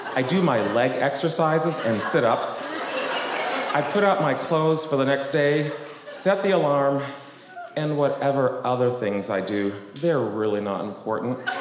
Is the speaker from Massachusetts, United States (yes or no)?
yes; Boston, Massachusetts, United States; I grew up in Boston, in a town called West Roxbury